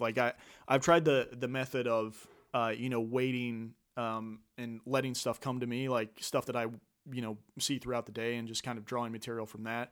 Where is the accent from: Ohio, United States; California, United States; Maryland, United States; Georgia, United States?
Ohio, United States; Franklin; moved away as an adult; from the Dayton area originally. Uh, actually, Franklin is kinda my hometown